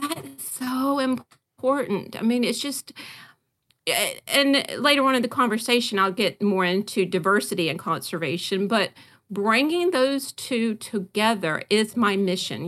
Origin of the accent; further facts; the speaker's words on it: Great Dismal Swamp, North Carolina, United States; I was raised near the Dismal Swamp, the Great Dismal Swamp in North Carolina.